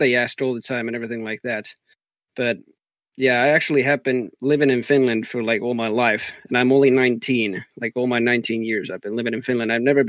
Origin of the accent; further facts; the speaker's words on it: Texas, United States; accent: Texan; it already started in Overwatch with even my accent and everything, that I just speak like a Texan even when I'm casting and everything like that.